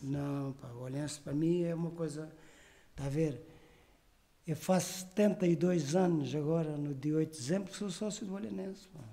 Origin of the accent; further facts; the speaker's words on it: Olhão, Algarve, Portugal; Eu sou de Olhão, isto é mesmo genuíno da minha terra